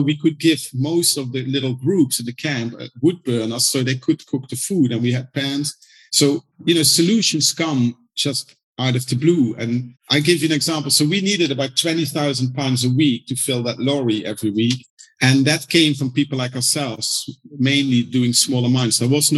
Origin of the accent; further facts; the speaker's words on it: London, United Kingdom; when you said, oh, from London, they loved it and that's where they want to go to.